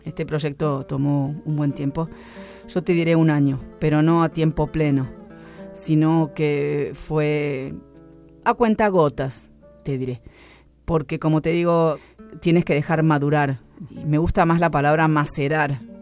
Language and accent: Spanish; Buenos Aires, Argentina; Yo soy porteña